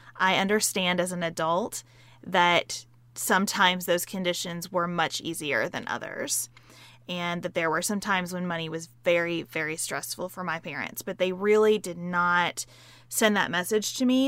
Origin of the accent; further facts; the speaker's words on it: Western Kentucky, United States; I grew up in Western Kentucky, a couple hours away from Sa-, where Sarah lives. on a dairy farm